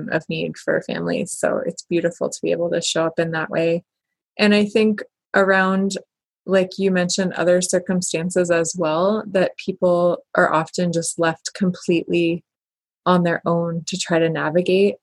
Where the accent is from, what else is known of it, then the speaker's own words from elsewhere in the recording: Kalispell, Montana, United States; I'm from Kalispell